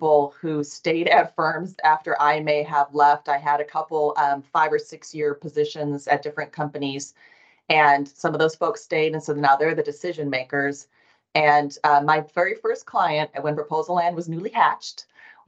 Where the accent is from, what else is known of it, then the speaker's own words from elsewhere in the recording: Nebraska, United States; also born or lived in Chicago area; now in Texas, United States; Yes, I am originally from Nebraska, and I am someone who returns to Nebraska regularly